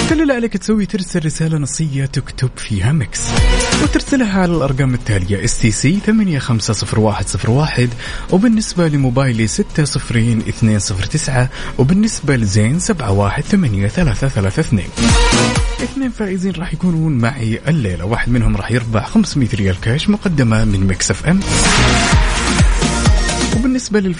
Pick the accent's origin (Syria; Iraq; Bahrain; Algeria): Syria; now in Dammam, Saudi Arabia